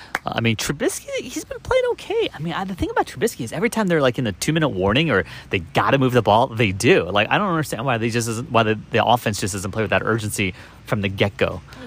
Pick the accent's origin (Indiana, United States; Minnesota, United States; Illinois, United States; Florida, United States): Illinois, United States; Chicago; I'm a Chicagoan.